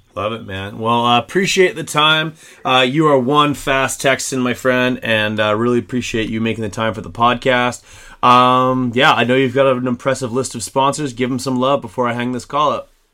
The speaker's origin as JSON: {"language": "English", "country": "Canada", "said": "me as a Canadian"}